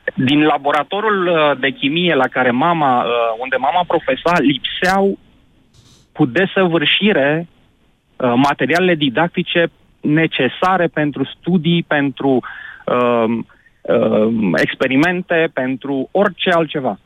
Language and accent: Romanian; Argeș, Romania; am 40 de ani, sunt din Ioven Argeș.